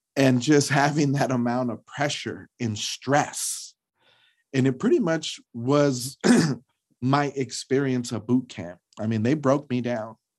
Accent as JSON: {"language": "English", "town": "Los Angeles", "region": "California", "country": "United States", "tie": "born or raised there", "said": "being a person of color, growing up in Los Angeles"}